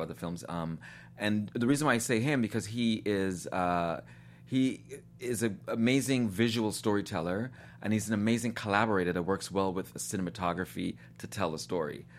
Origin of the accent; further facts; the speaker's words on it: New York, United States; moved away as an adult; also born or lived in Guyana / Nashville, Tennessee; I was born in Guyana in South America, um, and my family immigrated to New York when I was seven years old.